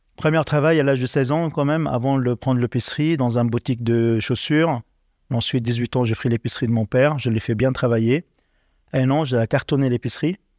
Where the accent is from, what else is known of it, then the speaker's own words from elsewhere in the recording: Tripoli, North Governorate, Lebanon; moved away as an adult; also born or lived in Liberia; now in Paris, France; je grandis dans, les quartiers les plus populaires du Liban, du coup, Tripoli, dans le souk de Tripoli